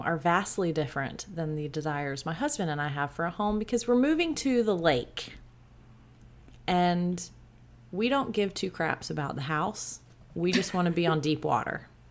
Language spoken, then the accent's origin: English; South Georgia, United States; I grew up in South Georgia